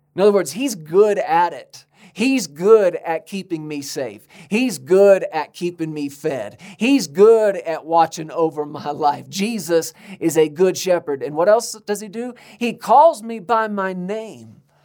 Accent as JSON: {"language": "English", "country": "United States", "said": "we're Americans"}